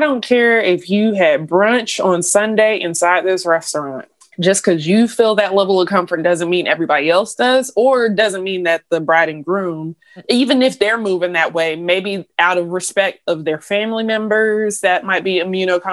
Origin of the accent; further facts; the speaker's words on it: Georgia, United States; we're from Georgia